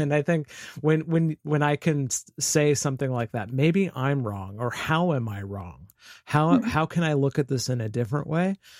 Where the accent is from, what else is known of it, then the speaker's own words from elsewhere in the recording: Vancouver, Washington, United States; I'm from Vancouver, Washington, which is just north of Portland, Oregon, on the west coast of the United States